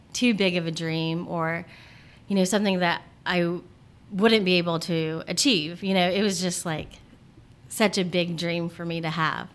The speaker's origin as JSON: {"language": "English", "town": "Portsmouth", "region": "Ohio", "country": "United States", "tie": "born or raised there", "also_born_or_lived": "North Carolina / Charleston, West Virginia", "moved": "as an adult", "lives_now": "California, United States", "said": "I grew up in Portsmouth, Ohio"}